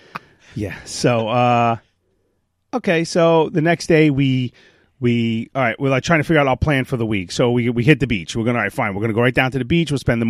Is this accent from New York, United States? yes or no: yes; New York, United States; accent: Brooklyn; I got terrible Brooklyn.